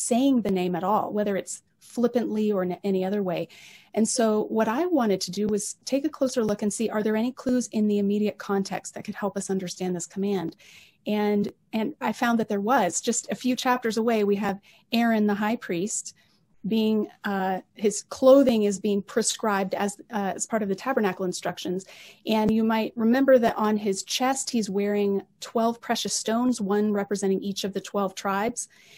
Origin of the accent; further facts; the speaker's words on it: Colorado, United States; also born or lived in Oregon / Illinois / North Carolina / Philippines; now in Alberta, Canada; originally from the States. I grew up in Colorado, and I have lived in lots of different places, including Oregon, Illinois, North Carolina, the Philippines, and now Alberta.